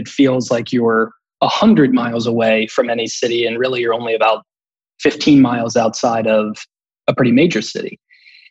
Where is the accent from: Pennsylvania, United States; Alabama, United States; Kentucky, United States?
Kentucky, United States; Campbell County; I'm from Kentucky. Grew up in Campbell County, which is one of the three counties that butt up against the Ohio River and Cincinnati.